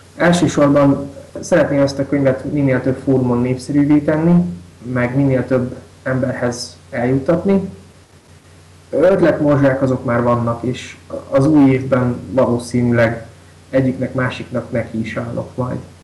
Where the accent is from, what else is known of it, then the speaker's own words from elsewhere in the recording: Kisvárda, Szabolcs-Szatmár-Bereg, Hungary; Én református iskolába is jártam, általános iskolába is, meg gimnáziumba is meg itt Kisvárdán a gyülekezetnek az ifjúsági csoportjába is jártam nagyon sokáig